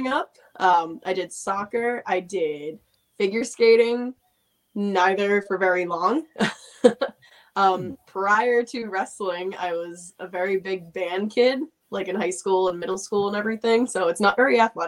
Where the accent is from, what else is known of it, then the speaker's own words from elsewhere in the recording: Massachusetts, United States; moved away; I'm originally from Massachusetts